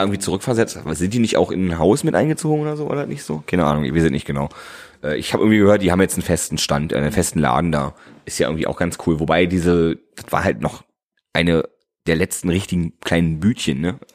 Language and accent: German; Berlin, Germany; wir sind als verwöhnt als Berliner